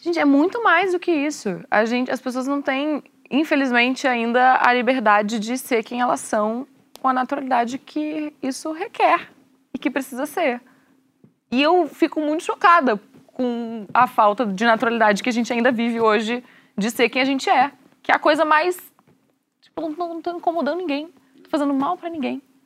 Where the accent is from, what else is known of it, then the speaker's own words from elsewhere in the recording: Rio Grande do Sul, Brazil; na sociedade que eu fui criada, sou gaúcha